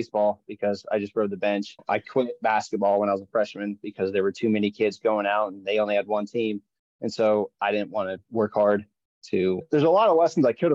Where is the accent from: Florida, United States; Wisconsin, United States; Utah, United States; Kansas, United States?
Kansas, United States; Westmoreland; also born or lived in Manhattan, Kansas / Topeka, Kansas; I grew up north of Manhattan in a little town called Westmoreland